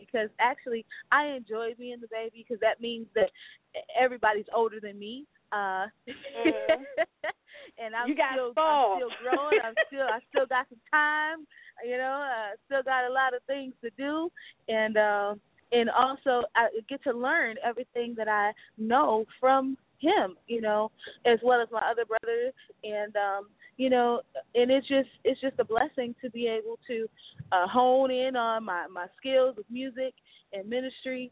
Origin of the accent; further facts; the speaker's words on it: Detroit, Michigan, United States; I'm just a sincere young lady out of Detroit, Michigan